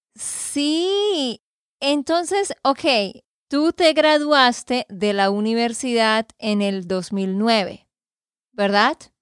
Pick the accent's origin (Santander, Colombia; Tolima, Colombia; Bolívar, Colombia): Santander, Colombia; de Santander, Colombia